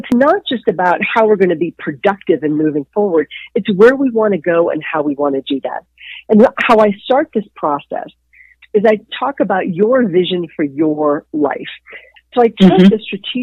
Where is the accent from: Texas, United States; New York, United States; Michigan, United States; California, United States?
Texas, United States; Dallas; moved away as an adult; I grew up in Dallas, Texas